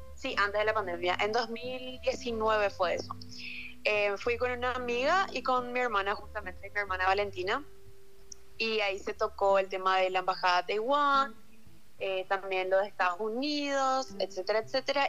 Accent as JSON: {"language": "Spanish", "town": "Luque", "region": "Central", "country": "Paraguay", "said": "yo soy de Luque, de la República de Luque"}